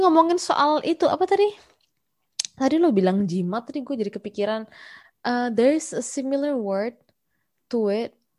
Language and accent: Indonesian; Malang, East Java, Indonesia; now in Malaysia; gue lahir di Malang